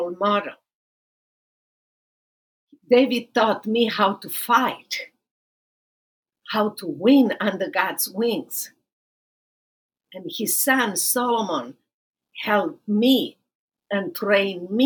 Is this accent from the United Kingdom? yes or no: no; Romania; moved away as an adult; now in Dallas, United States; I'm originally from Romania, and I live now in Dallas, Texas